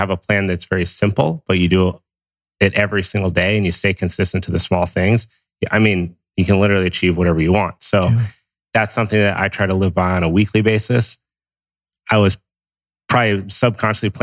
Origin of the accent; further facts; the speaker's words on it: Steamboat Springs, Colorado, United States; now in Santa Monica, United States; I grew up in Steamboat Springs, Colorado